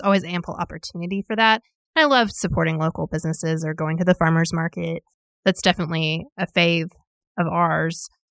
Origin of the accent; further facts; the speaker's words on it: Little Rock, Arkansas, United States; moved away as an adult; now in Northwest Arkansas, United States; I grew up in Little Rock and then moved in college and stayed.